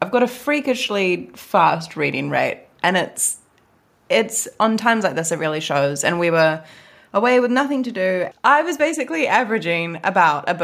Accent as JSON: {"language": "English", "country": "New Zealand", "moved": "as an adult", "lives_now": "London, United Kingdom", "said": "it has been one whole year since I moved away from New Zealand."}